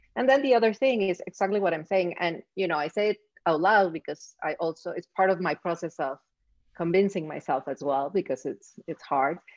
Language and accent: English; Mexico City, Mexico; moved away as an adult; now in Miami, United States; I grew up in Mexico City